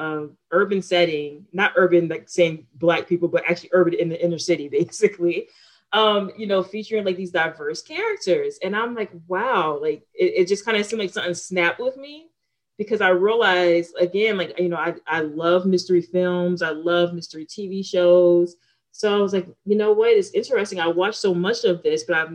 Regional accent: Newport News, Virginia, United States; also born or lived in California; my experience of growing up in Newport News

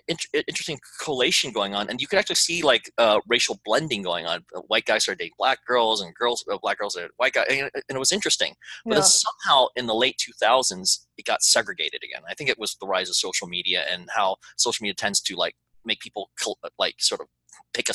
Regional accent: Texas, United States; also born or lived in Houston, Texas; now in Los Angeles, United States; an Asian kid growing up in Texas who was already multicultural because I went to a white Hispanic black school

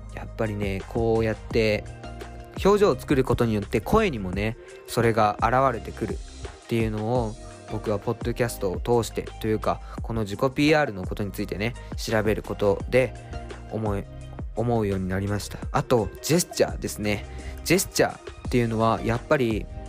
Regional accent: Japan; moved away as an adult; now in Tokyo, Japan; 僕が島からね上京してきて都内で大学生をやっている

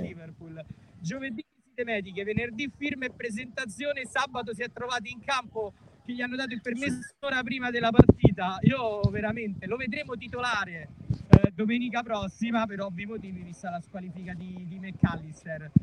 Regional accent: Rome, Lazio, Italy; io da, da romano

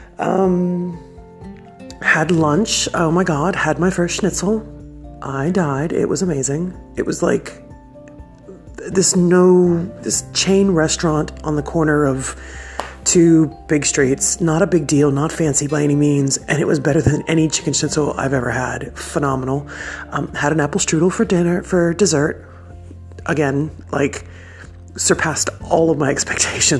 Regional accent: Texas, United States; moved away as an adult; now in Australia; my mother is from Mexico. I'm from Texas

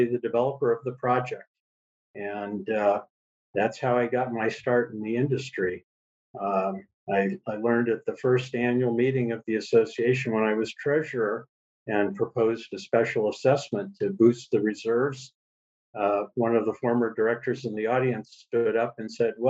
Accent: California, United States; also born or lived in St. Louis, Missouri; now in Hawaii, United States; I was born in St. Louis, Missouri a long time ago, and my father moved our family to California in the early

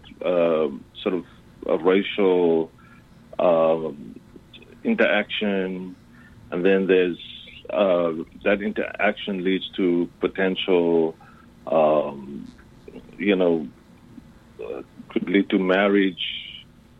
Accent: South Africa; moved away; I was born in South Africa

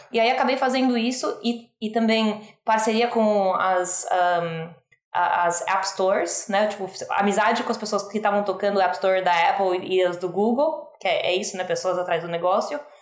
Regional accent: Brazil; moved away as an adult; now in United States; eu sou brasileira, mas eu falo um português horrível. Eu moro nos Estados Unidos há 15 anos

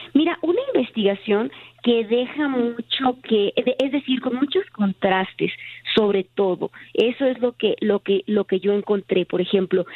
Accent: Tijuana, Baja California, Mexico; soy de Tijuana

